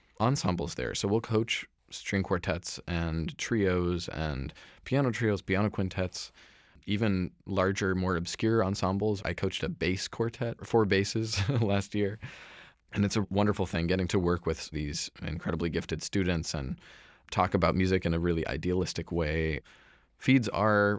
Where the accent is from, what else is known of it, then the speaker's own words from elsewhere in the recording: Ashland, Oregon, United States; moved away; also born or lived in Philadelphia / New York; I'm from Ashland, Oregon